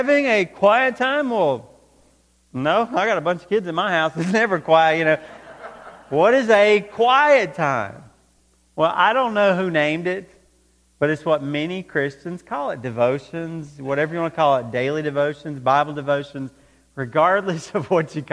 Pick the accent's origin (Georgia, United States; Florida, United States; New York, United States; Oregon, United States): Georgia, United States; close to Atlanta; When I was growing up, I grew up close to Atlanta, Georgia.